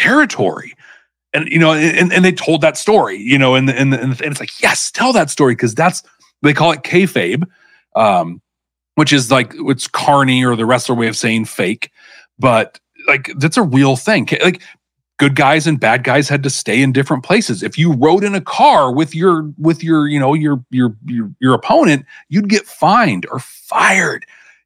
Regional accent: the Northwest, Pacific Northwest, United States; I grew up here in the Northwest

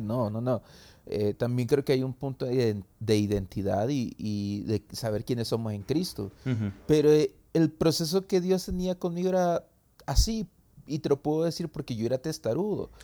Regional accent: San Salvador, El Salvador; soy de El Salvador, de San Salvador

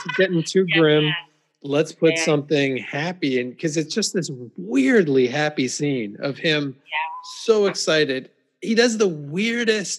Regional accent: Calgary, Alberta, Canada; moved away as an adult; now in London, United Kingdom; I grew up in Calgary, which is the biggest rodeo in the world.

